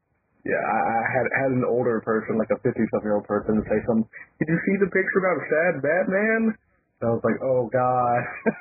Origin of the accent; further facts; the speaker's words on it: Alabama and Mississippi, United States; Well, I grew up in Alabama and Mississippi.